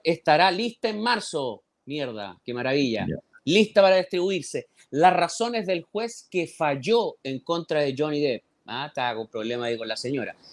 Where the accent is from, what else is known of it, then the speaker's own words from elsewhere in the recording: Talcahuano, Biobío, Chile; now in Santiago, Chile; Yo lo mejor de Talcahuano me, me lo llevé desde, desde mi niñez. O sea, yo los recuerdos más lindos que tengo de, Talcahuano son mi niñez